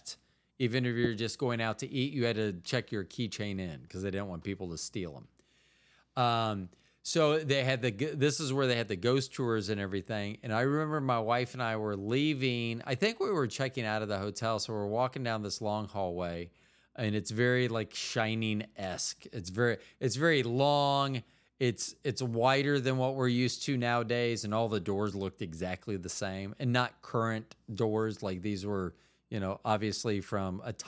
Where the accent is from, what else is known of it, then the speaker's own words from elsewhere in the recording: Florida, United States; moved away; also born or lived in Midwest; I'm originally from Florida.